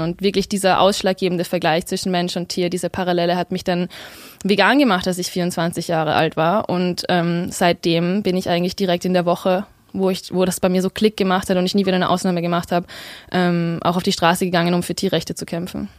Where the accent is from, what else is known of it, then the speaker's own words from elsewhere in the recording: Vienna, Austria; Ich bin in Wien aufgewachsen